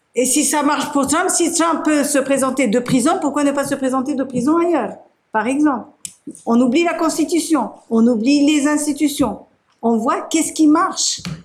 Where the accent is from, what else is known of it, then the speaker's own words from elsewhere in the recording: Turkey; moved away; Je suis de Turquie